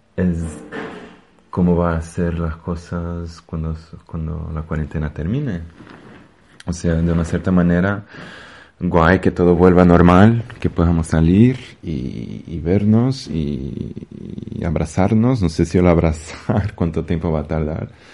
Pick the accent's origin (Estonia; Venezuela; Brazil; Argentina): Brazil; Spanish is a second language; now in Madrid, Spain; pienso en mi país de origen, en Brasil